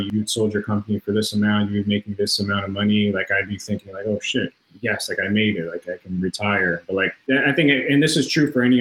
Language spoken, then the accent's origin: English; Toronto, Ontario, Canada; I'm from Toronto, Canada